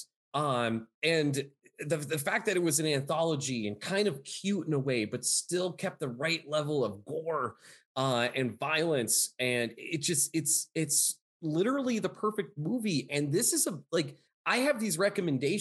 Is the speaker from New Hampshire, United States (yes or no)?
no; Pennsylvania, United States; I'm from Pennsylvania.